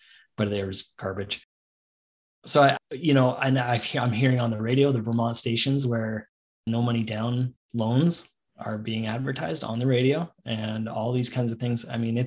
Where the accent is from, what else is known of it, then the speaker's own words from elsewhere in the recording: Canada; I'm the only Canadian there.